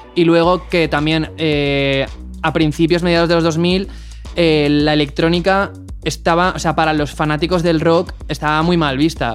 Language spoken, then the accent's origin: Spanish; Valencia, Valencian Community, Spain; creciendo en España, yo en mi caso en Valencia